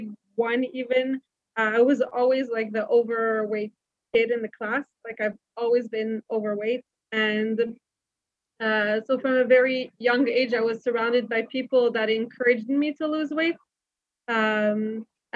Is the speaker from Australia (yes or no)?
no; Montreal, Quebec, Canada; moved away as an adult; now in Israel; I was actually born and raised in Montreal in Canada